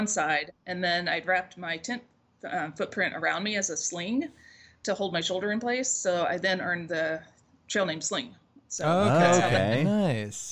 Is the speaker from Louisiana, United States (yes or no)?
no; Seattle, Washington, United States; moved away; I was from Seattle, so not a lot of sunlight, a lot of rain